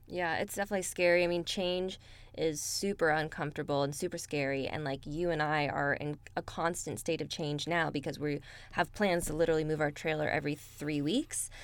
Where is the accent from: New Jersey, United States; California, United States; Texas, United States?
California, United States; Bay Area; moved away as an adult; I spent most of my life in the Bay Area